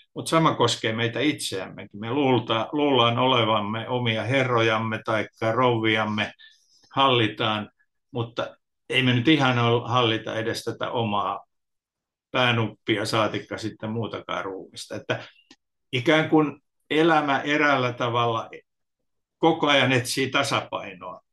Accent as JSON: {"language": "Finnish", "town": "Tampere", "region": "Pirkanmaa", "country": "Finland", "said": "Mä oon kotoisin Tampereelta"}